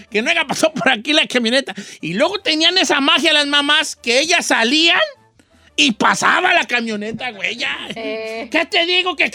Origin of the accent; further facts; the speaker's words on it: La Piedad, Michoacán, Mexico; now in Los Angeles, United States; Yo soy de la Piedad, Michoacán, viejón.